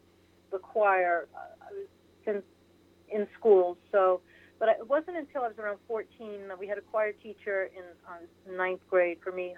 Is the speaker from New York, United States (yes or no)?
yes; Port Jefferson, New York, United States; I grew up on Long Island, New York.